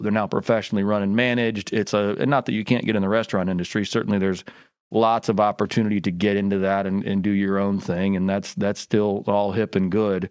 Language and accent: English; Indiana, United States; now in Memphis, United States; I grew up in Indiana